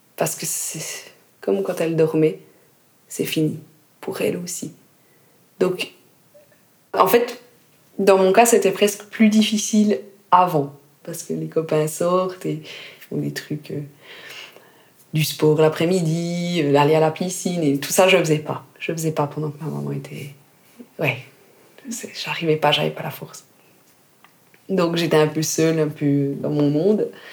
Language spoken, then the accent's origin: French; Jura, Switzerland; moved away as an adult; also born or lived in Lausanne; je suis partie du Jura où j'avais passé toute mon enfance, toute ma scolarité